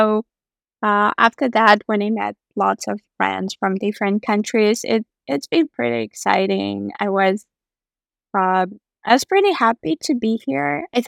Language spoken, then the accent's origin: English; Andijan, Andijan Region, Uzbekistan; born there; English is a second language; I was born in the city called Andijan, which is located about 4 or 5 hours from Tashkent. Tashkent is the capital of Uzbekistan.